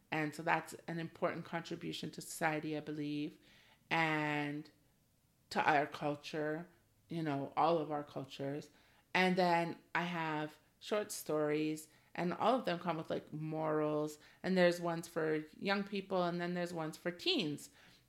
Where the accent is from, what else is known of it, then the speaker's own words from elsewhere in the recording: Ontario, Canada; I live in Canada and I came from Ontario, specifically GTA, where immigration is huge